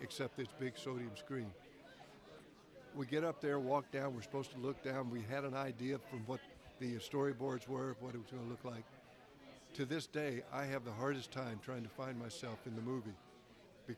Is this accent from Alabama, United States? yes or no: yes; Montgomery, Alabama, United States; accent: Southern; moved away; I'd have to have one of them Southern accents because I was from Montgomery, Alabama